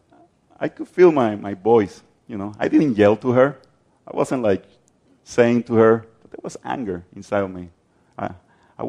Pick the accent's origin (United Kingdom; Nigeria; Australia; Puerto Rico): Puerto Rico; I'm from Puerto Rico